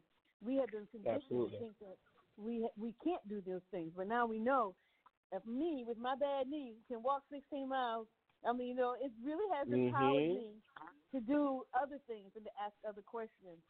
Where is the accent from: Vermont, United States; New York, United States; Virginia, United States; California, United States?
Virginia, United States; now in New Orleans, United States; I'm not from here. I moved here. I'm a transplant